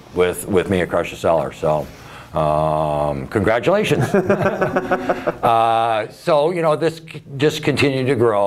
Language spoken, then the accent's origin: English; McMinnville, Oregon, United States; I was born and raised in McMinnville